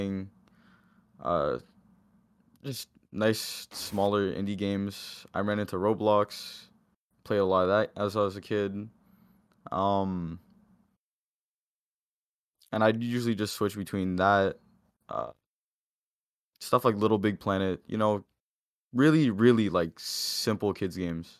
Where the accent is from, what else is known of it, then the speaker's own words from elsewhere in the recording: Windsor, Ontario, Canada; I grew up in Windsor alongside a lot of people here.